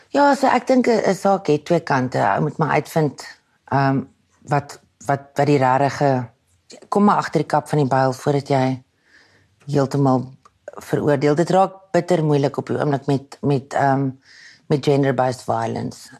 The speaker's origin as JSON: {"language": "Afrikaans", "town": "Pretoria", "region": "Gauteng", "country": "South Africa", "accent": "Pretoria / Waterkloof Afrikaans", "said": "Toe ek jonger was, moes ek probeer om my Pretoria aksent weg te steek"}